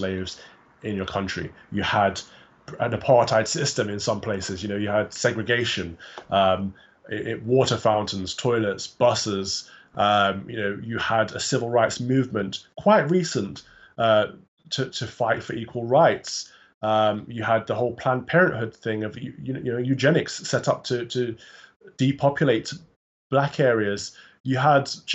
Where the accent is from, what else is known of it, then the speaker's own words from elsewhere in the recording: England, United Kingdom; I was born here. I've got one black parent, one white parent, but I would say I'm entirely 100% British, 100% English